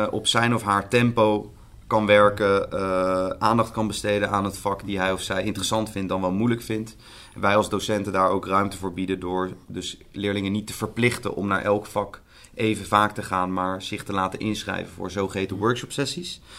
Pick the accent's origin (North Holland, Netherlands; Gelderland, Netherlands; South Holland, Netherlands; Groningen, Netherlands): South Holland, Netherlands; The Hague; Ik kom zelf uit Den Haag. Ik geef les in Amsterdam.